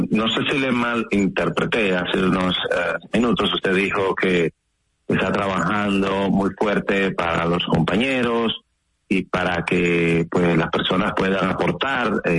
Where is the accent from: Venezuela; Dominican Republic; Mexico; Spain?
Dominican Republic; usted me representa a mí como dominicano.